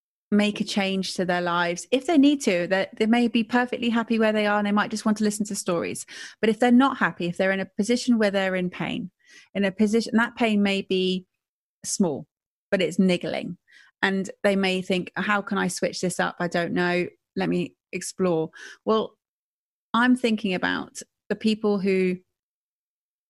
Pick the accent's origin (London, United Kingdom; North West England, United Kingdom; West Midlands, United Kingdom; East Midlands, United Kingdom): West Midlands, United Kingdom; Stratford-upon-Avon; I'm from Stratford-upon-Avon